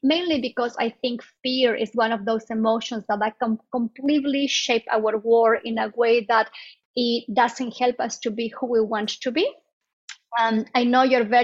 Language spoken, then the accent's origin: English; Bolivia; moved away as an adult; now in United States; I am originally from Bolivia, South America, and I came to the States, I think, in 2001.